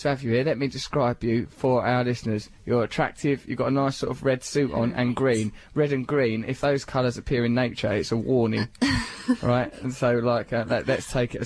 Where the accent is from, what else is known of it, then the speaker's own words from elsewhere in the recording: England, United Kingdom; I'm an Englishman, and I speak English